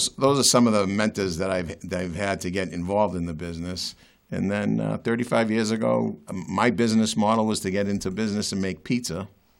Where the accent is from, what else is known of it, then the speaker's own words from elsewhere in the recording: Medford, Massachusetts, United States; also born or lived in Malden, Massachusetts; as a kid, I grew up in South Medford